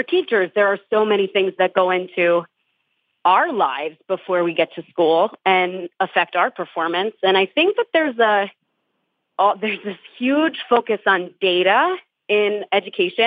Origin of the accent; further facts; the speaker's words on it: New Jersey, United States; I'm from North Jersey